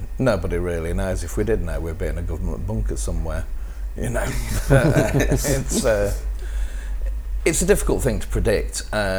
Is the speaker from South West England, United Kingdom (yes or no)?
no; Birmingham, West Midlands, United Kingdom; I'm from Birmingham.